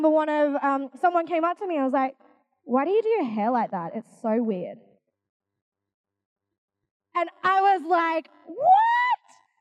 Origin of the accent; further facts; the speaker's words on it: Australia; I'm Asian. I'm from Australia though.